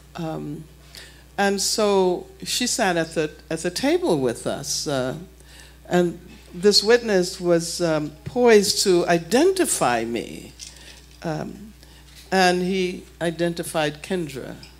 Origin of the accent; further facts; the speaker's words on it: Birmingham, Alabama, United States; growing up in Birmingham